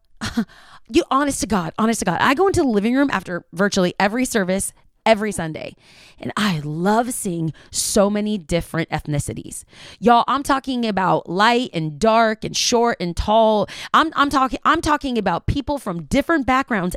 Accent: United States; I'm from the United States of America

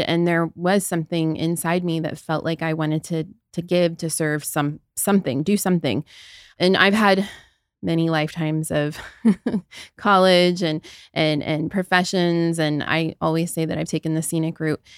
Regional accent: Southern Ohio, United States; moved away; I grew up in the Midwest. I'm from Southern Ohio. I essentially grew up in the middle of a cornfield

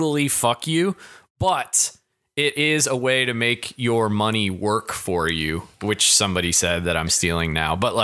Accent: Kentucky, United States; I grew up in Kentucky

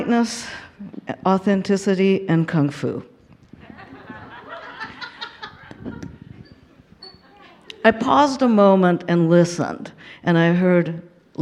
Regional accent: Tokyo, Japan; in the bowels of Tokyo, my hometown.

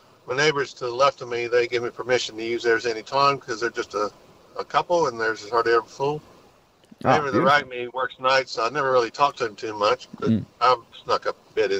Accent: Texas, United States; now in Australia; I am from Texas.

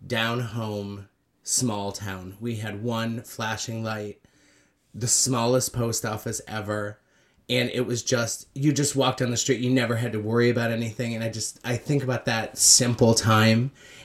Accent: Beaver Falls, New York, United States; I'm from a little town called Beaver Falls, New York. Beaver Falls, New York. It's 45 minutes south of Canada, so it's way up there.

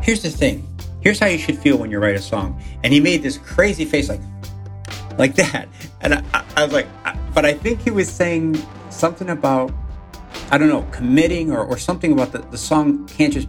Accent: Chicago, Illinois, United States; accent: Chicago; my hometown

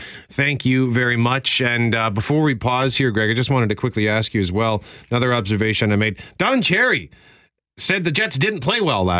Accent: Winnipeg, Manitoba, Canada; I was walking home from the Comic Factory in Transcona.

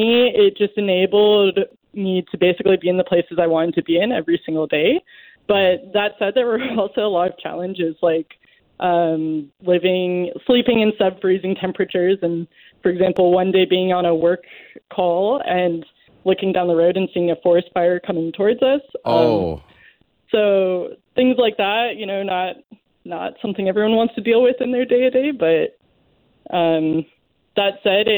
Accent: the East, East Coast, United States; I'm from the East

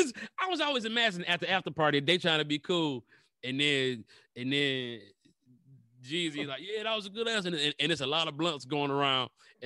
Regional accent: Detroit, Michigan, United States; I'm from Detroit

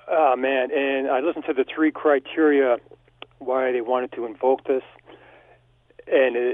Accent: Canada; as a Canadian

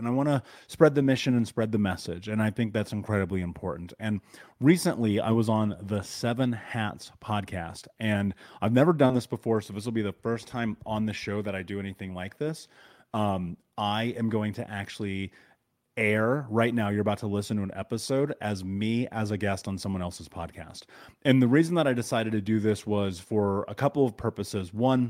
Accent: Indianapolis, Indiana, United States; So I grew up in Indianapolis.

